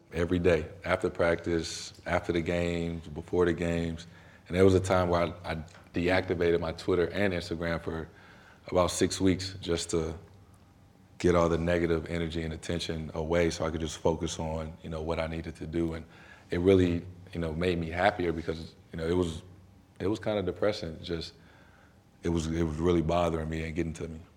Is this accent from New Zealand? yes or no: no; St. Louis, Missouri, United States; moved away as an adult; also born or lived in Durham, North Carolina; now in Boston, United States; where I'm from, being from Saint Louis